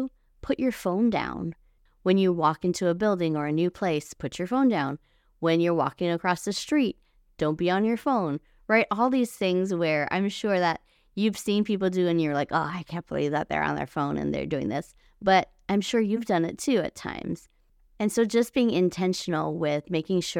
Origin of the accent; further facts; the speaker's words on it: Hawaii, United States; moved away; I was born and raised in Hawaii and all of my family is still there